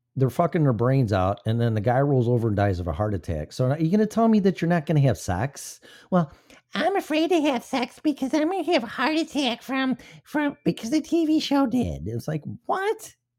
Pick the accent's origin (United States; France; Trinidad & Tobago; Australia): United States; Illinois; my home state, Illinois